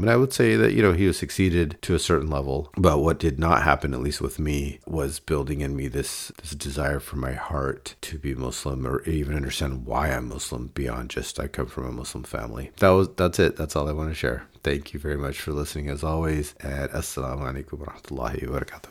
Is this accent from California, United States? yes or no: yes; Davis, California, United States; growing up in Davis